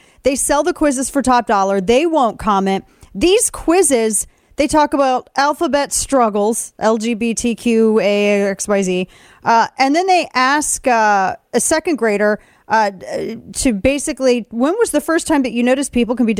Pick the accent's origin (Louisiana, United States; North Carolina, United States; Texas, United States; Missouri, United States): Missouri, United States; also born or lived in Webster Groves, Missouri; My home state of Missouri, show me state